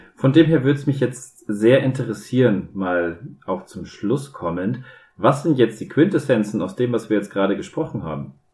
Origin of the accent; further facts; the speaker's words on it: Bavaria, Germany; ich bin ja ein Bayer